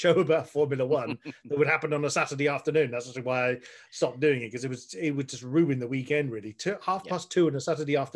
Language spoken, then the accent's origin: English; Frome, South West England, United Kingdom; I had a radio show in my hometown here in Somerset